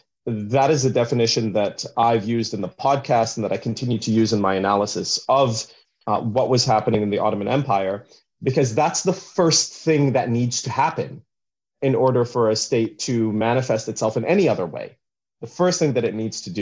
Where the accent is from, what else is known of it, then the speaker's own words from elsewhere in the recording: Canada; also born or lived in Vancouver; I'm Canadian as well